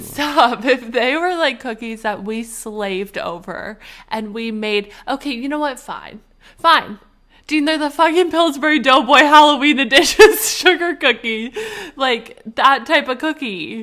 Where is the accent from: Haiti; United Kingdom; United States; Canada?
Canada; moved away; we will be going to our homeland. The Canadians are going back.